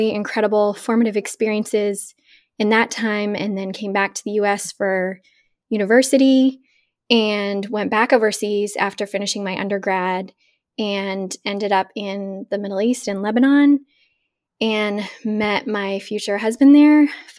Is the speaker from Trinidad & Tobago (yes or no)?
no; Uzbekistan; also born or lived in Boston, United States; I am originally from the U.S. I was born in Boston, Massachusetts, but when I was 8 years old, my family moved overseas to Uzbekistan.